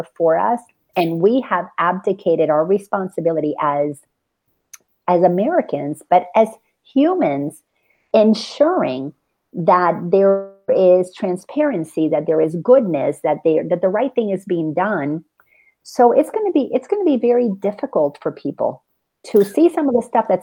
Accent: Dominican Republic; now in United States; I grew up in the Dominican Republic

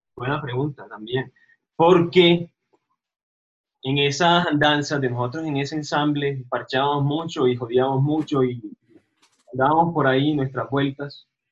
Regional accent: Montería, Córdoba, Colombia; now in Medellín, Colombia; yo soy de las Sabanas Cordobesas, de Montería Córdoba

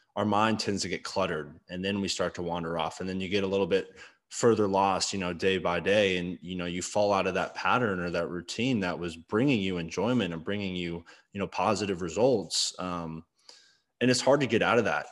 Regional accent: Arlington, United States; growing up in Arlington

